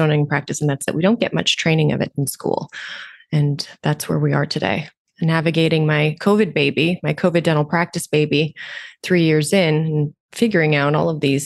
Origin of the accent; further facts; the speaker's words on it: Romania; also born or lived in Canada; now in Toronto, Canada; I was born in Romania, communist country. Parents were refugees, moved to Canada.